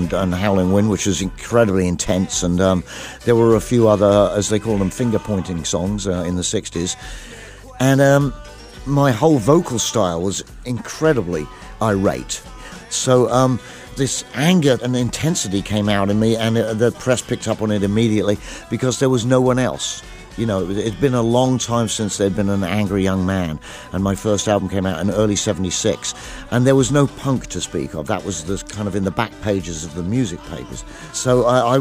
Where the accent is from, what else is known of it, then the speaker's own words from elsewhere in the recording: England, United Kingdom; I grew up in England, in the country there